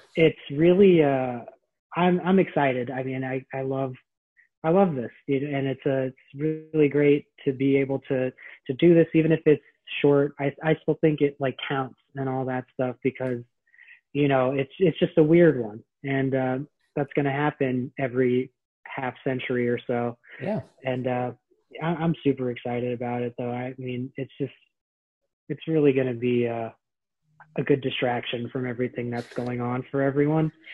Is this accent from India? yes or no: no; San Francisco, California, United States; moved away as an adult; now in Philadelphia, United States; san francisco is my hometown i grew up there